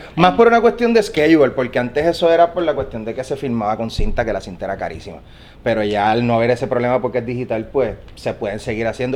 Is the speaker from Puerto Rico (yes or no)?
yes; Puerto Rico